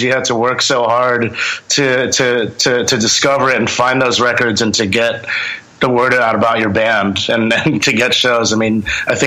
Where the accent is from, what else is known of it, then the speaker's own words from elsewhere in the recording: Long Island, New York, United States; I actually was born and raised in Long Island